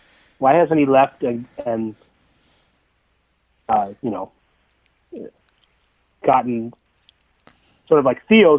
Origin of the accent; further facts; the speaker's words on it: Chicago, Illinois, United States; moved away as an adult; now in Kansas City, United States; I grew up and worked in Chicago until about 2012.